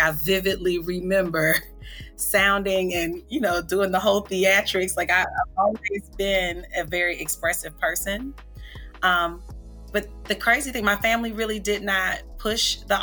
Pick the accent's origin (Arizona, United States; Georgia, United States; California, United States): Georgia, United States; Atlanta; I'm from Atlanta, Georgia.